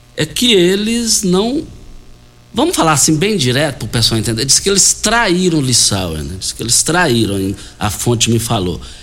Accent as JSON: {"language": "Portuguese", "town": "Rio Verde", "region": "Goiás", "country": "Brazil", "tie": "born or raised there", "said": "Nós fomos criados juntos ali, é, no Bandeirantes"}